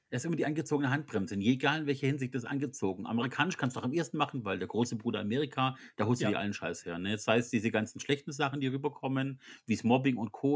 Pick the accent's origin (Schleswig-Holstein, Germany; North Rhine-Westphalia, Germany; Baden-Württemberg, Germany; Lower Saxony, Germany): Baden-Württemberg, Germany; Swabia; als Schwabe